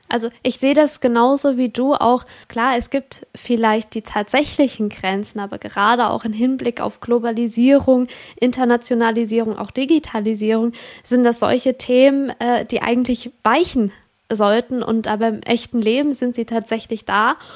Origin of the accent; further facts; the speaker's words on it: Switzerland; ich komme aus der Schweiz